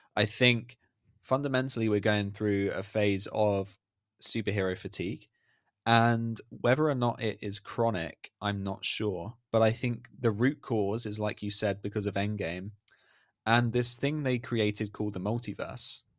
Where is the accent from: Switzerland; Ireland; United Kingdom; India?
United Kingdom; I'm British